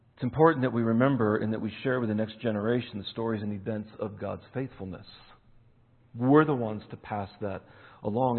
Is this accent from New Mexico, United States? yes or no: no; Eastern Pennsylvania, United States; moved away; I'm born in Eastern Pennsylvania, so I still follow Penn State